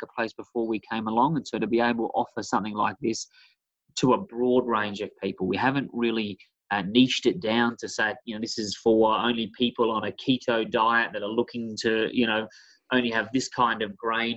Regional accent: South Australia, Australia; moved away; I'm from a small beachside town in South Australia.

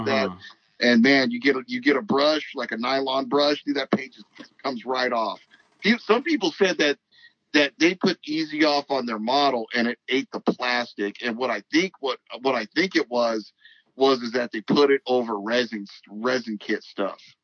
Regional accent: Los Angeles, California, United States; I was born in South Central, and my family's real religious, so they'd always take me to church on Sunday

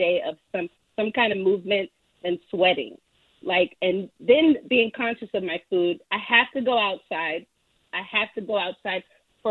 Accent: New Orleans, Louisiana, United States; I'm from New Orleans, I'm a jambalaya of music.

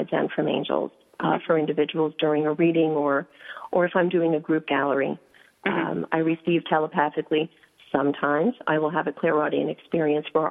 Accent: New York City, New York, United States; I grew up in New York City on the Upper West Side

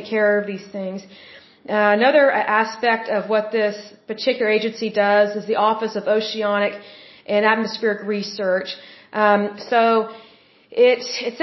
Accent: Oklahoma, United States; I am originally from Oklahoma

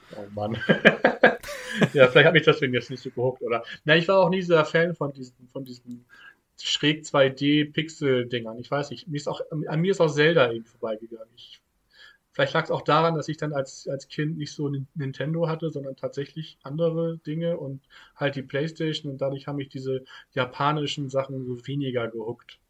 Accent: Hamburg, Germany; Ich komme ja nun mal aus Hamburg

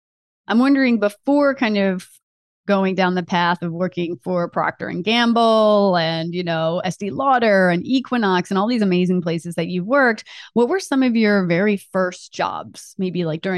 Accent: Delaware, United States; So I grew up in Delaware and he kind of served the tri-state area.

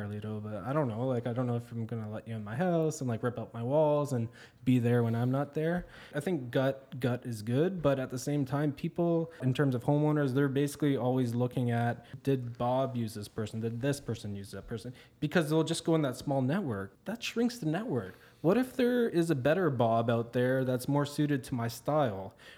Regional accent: Windsor, Ontario, Canada; moved away as an adult; also born or lived in Toronto; I grew up in Windsor. And then I cut my teeth in Toronto in manufacturing

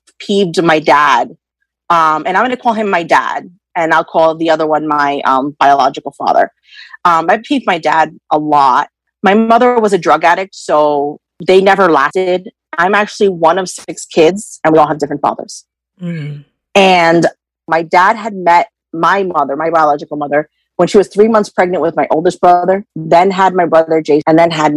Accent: New York, United States; also born or lived in Wayne, New Jersey; I am from New York, and I am 33 years old

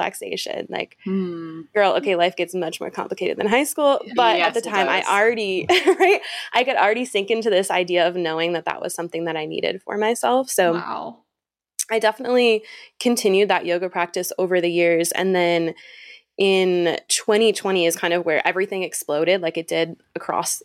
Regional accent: Michigan, United States; now in Utah, United States; I'm actually originally from Michigan. I live in Utah now, but originally one of those Midwesterners

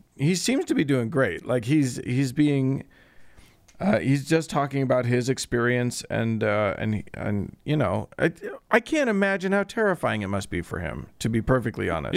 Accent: United States

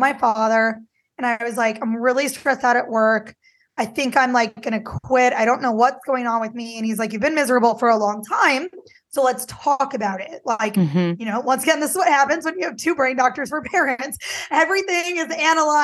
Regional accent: Midwest, United States; I grew up in the Midwest too

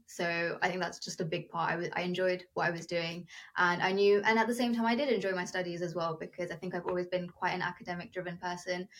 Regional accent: United Kingdom; first language Telugu; I was born and brought up in the UK, but my ethnic roots come from India.

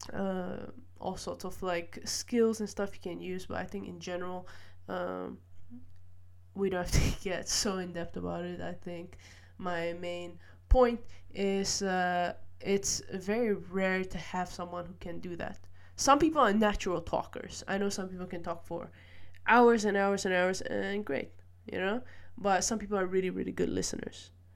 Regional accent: Malaysia; now in Netherlands; I grew up in Malaysia and I moved to the Netherlands

